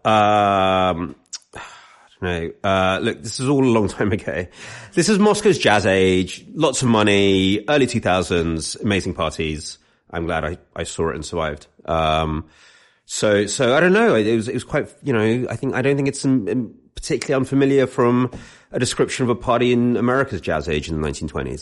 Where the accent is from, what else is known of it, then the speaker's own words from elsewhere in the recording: London, United Kingdom; I grew up in London